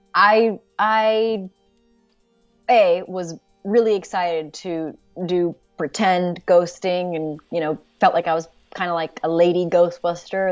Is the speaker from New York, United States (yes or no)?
no; Los Angeles, California, United States; I'm, I'm from L A, you know, I grew up in in the San Fernando Valley in Los Angeles